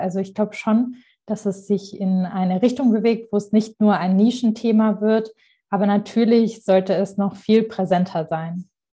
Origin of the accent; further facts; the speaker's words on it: Marbach am Neckar, Baden-Württemberg, Germany; mein Ort, wo ich aufgewachsen bin, Marbach am Neckar